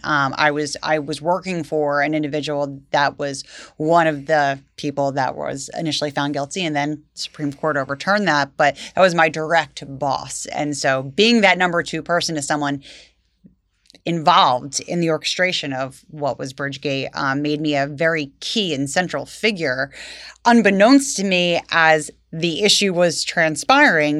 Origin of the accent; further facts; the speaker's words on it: Vineland, New Jersey, United States; I grew up in Vineland, went to Vineland High School